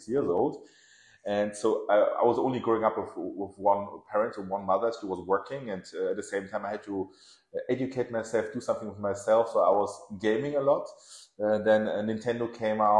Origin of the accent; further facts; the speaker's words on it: Germany; English is a second language; also born or lived in Tehran, Iran / Nottingham, England / London, England; So I was born in Iran and in Tehran. And we came over to Germany. It was Iran-Iraq, the Gulf War. So we fled Iran and we came here as refugees, actually, to Germany with my parents. It wasn't 85. I was 3 years old. So I was raised in Germany